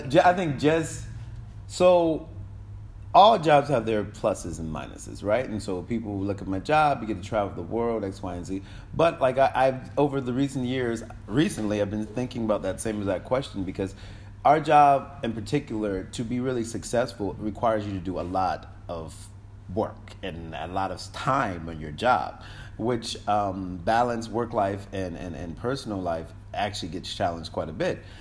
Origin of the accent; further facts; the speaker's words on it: Hartford, Connecticut, United States; moved away as an adult; now in Kingston, Jamaica; I was born in Hartford, Connecticut